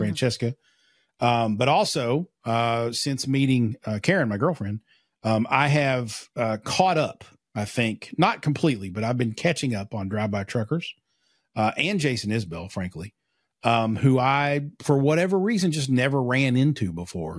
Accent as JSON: {"language": "English", "town": "Pikeville", "region": "Kentucky", "country": "United States", "said": "I'm from Pikeville, which is about fifteen minutes down the road."}